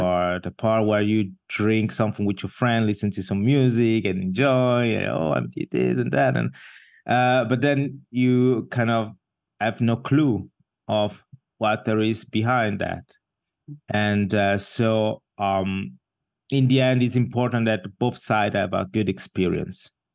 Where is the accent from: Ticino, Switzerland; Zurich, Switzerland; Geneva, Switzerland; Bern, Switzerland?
Ticino, Switzerland; Ascona; moved away as an adult; also born or lived in Mumbai, India; now in Basel, Switzerland; I grew up in the south part of the country